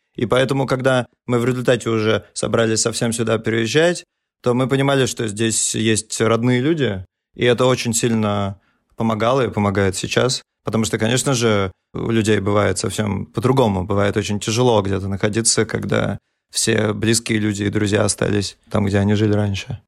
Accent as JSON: {"language": "Russian", "region": "Saint Petersburg", "country": "Russia", "tie": "born or raised there", "moved": "as an adult", "lives_now": "Berlin, Germany", "said": "Мы родились в Петербурге, выросли там, да."}